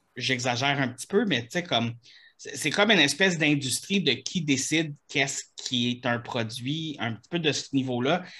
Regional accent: Quebec, Canada; je suis Québécois

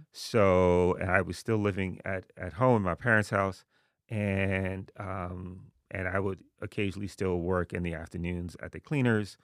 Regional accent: New York City, New York, United States; moved away as an adult; also born or lived in Haiti; now in New Haven, United States; I was born in Haiti, um, but I grew up in Jamaica, Queens

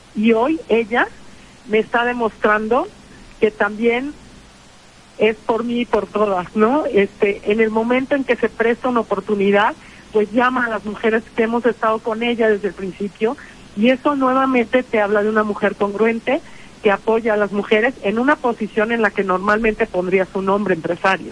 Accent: Puebla, Mexico; como mujer, como poblana

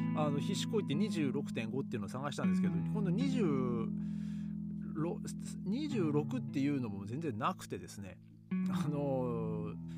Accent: Japan; moved away as an adult; now in Europe; 日本に帰った時にですね僕の地元

